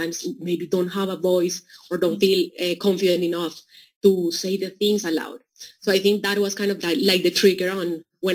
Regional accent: Colombia; moved away; also born or lived in Mozambique; I grew up in Colombia, so it was always surrounded by Latin Americans

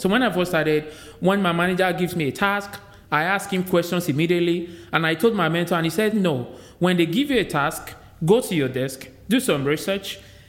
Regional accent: Nigeria; moved away as an adult; now in United States; I was born in Nigeria, I was made in the US.

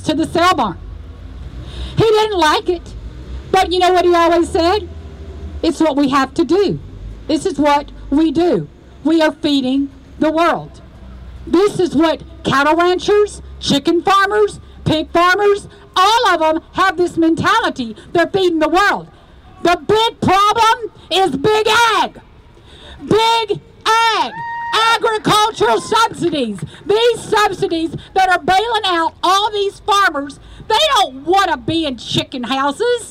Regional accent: Texas, United States; I am from Texas

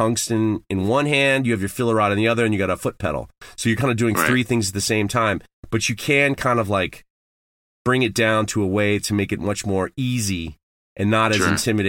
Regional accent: Manhattan, New York, United States; I grew up in Manhattan. I didn't have to drive until I was in college.

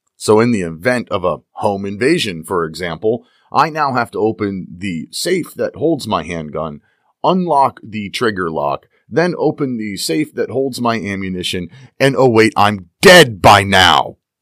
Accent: Pennsylvania, United States; here in my home state of Pennsylvania

